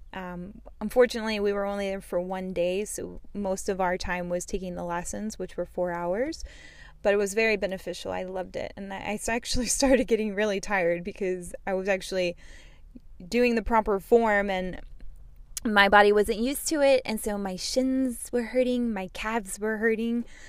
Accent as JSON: {"language": "English", "town": "Houston", "region": "Texas", "country": "United States", "tie": "born or raised there", "said": "I'm actually from Texas, born in Texas and raised in Texas"}